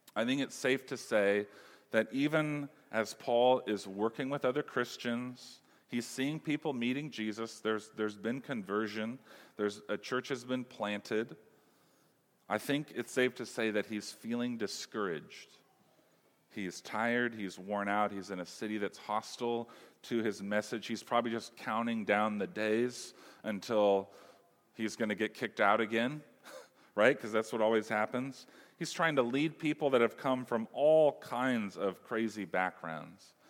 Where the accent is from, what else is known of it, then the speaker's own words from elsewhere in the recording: Humboldt, California, United States; I'm from Humboldt